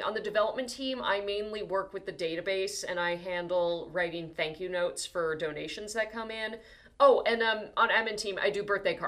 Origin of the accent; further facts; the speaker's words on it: New Jersey, United States; moved away as an adult; also born or lived in Hoboken; I am originally from New Jersey, yeah, but I'm from New Jersey